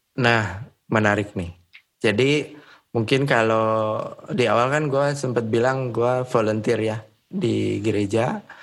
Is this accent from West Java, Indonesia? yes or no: yes; Bogor, West Java, Indonesia; moved away as an adult; also born or lived in Bandung; gue dari Bogor